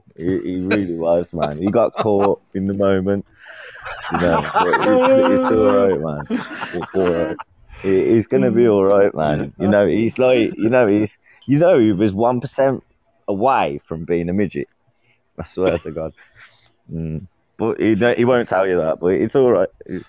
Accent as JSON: {"language": "English", "region": "England", "country": "United Kingdom", "said": "I'm from England, yeah, man. I'm from dirty England."}